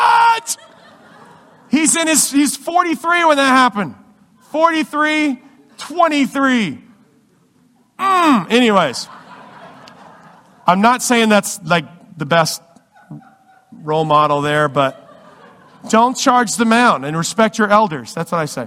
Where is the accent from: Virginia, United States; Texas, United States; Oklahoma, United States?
Virginia, United States; I grew up in Virginia, and we don't have any baseball teams